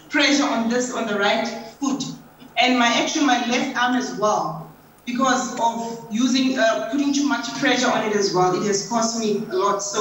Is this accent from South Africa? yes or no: yes; South Africa; I'm 46 years old. I'm from South Africa.